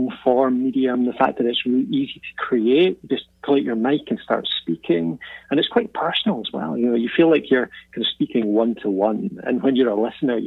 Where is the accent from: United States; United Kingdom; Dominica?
United Kingdom; Dundee, Scotland; accent: Scottish; I'm from Dundee, Scotland, originally.